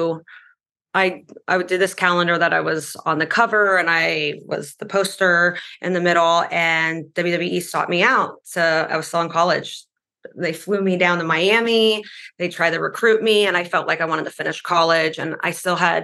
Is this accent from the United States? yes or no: no; Latvia; moved away; I grew up in Latvia